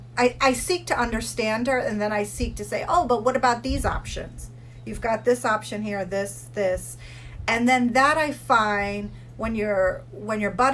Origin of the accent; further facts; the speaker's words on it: United States; I grew up in the United States. You know, we moved here when I was 8